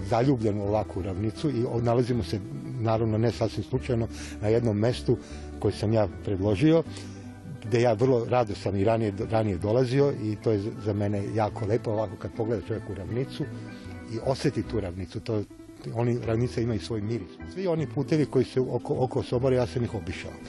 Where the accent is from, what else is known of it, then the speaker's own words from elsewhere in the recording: Sombor, Vojvodina, Serbia; moved away as an adult; now in Kragujevac, Serbia; ja nisam somborac, ja sam rođen u Somboru i sam otišao iz Sombora, moja lična karta već 40 i kusur godina nije iz Sombora